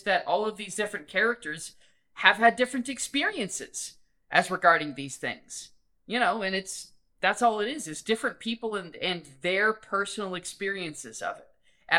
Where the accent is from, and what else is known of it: United States